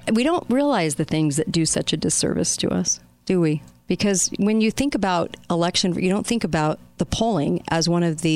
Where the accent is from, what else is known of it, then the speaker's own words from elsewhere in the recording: Utah, United States; this race is in Utah, my home state